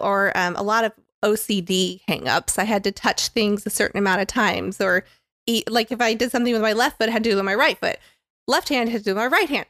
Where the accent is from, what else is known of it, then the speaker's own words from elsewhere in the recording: Tampa, Florida, United States; I grew up in Tampa, Florida